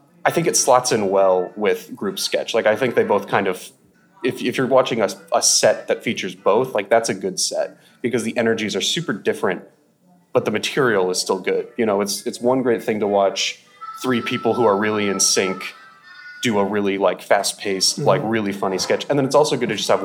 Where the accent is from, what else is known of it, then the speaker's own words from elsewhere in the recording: rural Alaska, United States; now in Seattle, United States; I grew up in rural Alaska.